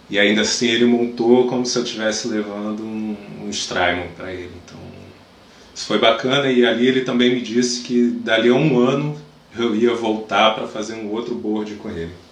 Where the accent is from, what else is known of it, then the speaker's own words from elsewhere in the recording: Brazil; É que como bom brasileiro, eu tô com uma certa gambiarra aqui.